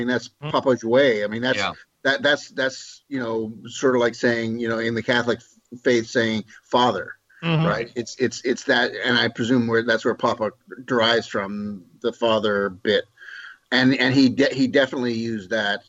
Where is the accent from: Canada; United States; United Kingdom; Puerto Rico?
Canada; Quebec; No. I'm Quebecois.